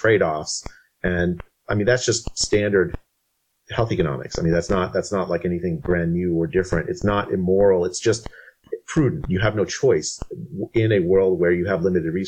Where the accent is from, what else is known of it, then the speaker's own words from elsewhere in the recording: India; I was born in India in 1968